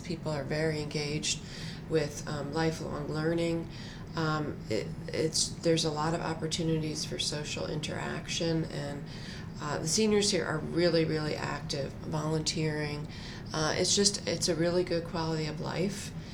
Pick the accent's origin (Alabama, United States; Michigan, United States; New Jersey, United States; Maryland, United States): New Jersey, United States; moved away as an adult; now in Durham, United States; I grew up in New Jersey.